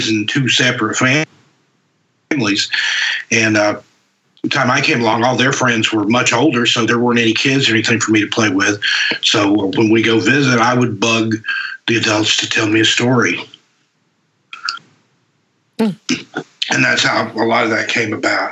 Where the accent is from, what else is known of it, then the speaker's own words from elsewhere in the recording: East Tennessee, United States; now in West Coast, United States; I'm from East Tennessee, grew up there out on the West Coast now.